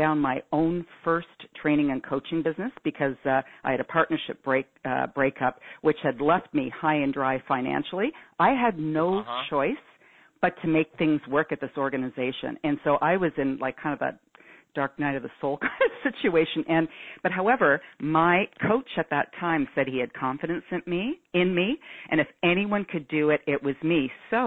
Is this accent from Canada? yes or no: yes; Toronto, Ontario, Canada; I'm from Toronto, Canada